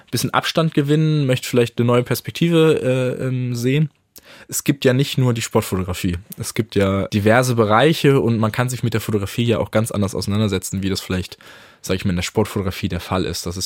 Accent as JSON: {"language": "German", "town": "Karlsruhe", "region": "Baden-Württemberg", "country": "Germany", "said": "Äh, ich komme ursprünglich aus Karlsruhe und äh, habe deswegen auch so eine gewisse Sympathie mit dem KSC dort vor Ort."}